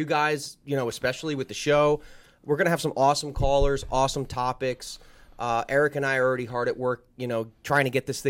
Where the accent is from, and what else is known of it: New Jersey, United States; born or raised there